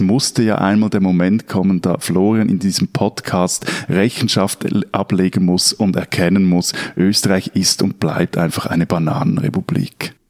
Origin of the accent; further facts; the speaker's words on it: Switzerland; bei uns in der Schweiz